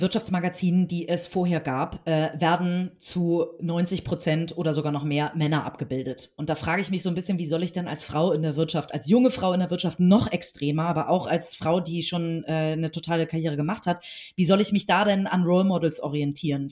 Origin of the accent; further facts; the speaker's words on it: Hamburg, Germany; ich bin äh, in Hamburg geboren, hier zur Schule gegangen, aufgewachsen